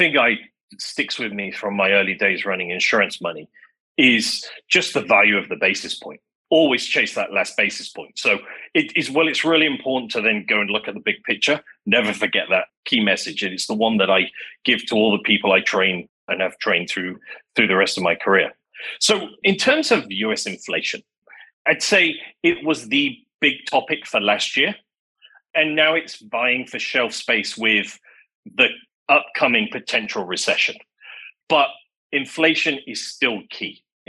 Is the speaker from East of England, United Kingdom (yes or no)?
no; Manchester, North West England, United Kingdom; moved away as an adult; also born or lived in London; I grew up in Manchester in England